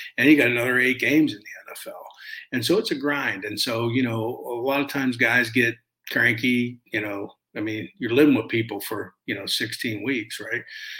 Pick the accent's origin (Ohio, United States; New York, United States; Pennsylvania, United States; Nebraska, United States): Pennsylvania, United States; Pittsburgh; You know, I grew up in Pittsburgh, and I mean, they're my heroes.